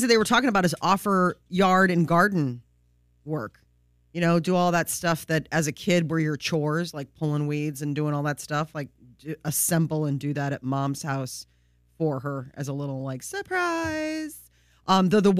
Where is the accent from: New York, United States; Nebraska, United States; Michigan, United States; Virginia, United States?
Nebraska, United States; Growing up in Nebraska